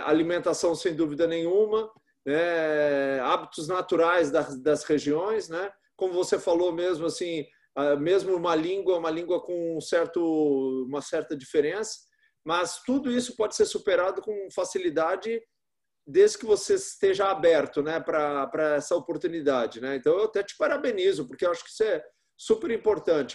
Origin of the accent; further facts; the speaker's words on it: São Paulo, Brazil; eu sou paulistano